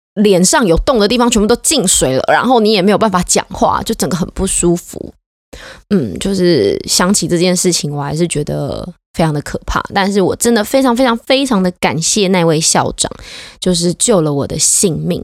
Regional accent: Taiwan; 我是台湾人，所以他们知道我会讲中文

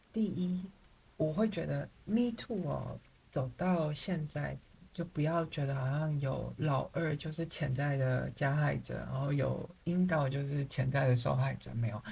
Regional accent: Taiwan; moved away; also born or lived in Paris, France; 我是台湾人

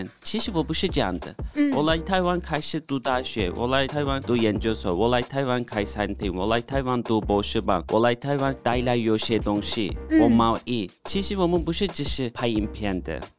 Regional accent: Turkey; first language Turkish; Chinese is a second language; Ben Türkiye'den

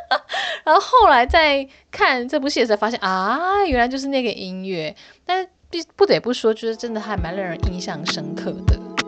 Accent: Hsinchu, Taiwan; 因为我是在新竹长大的

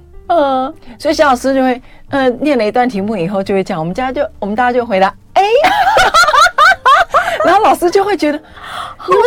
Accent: Taipei, Taiwan; 当然用客家话了啊，我是客家人。

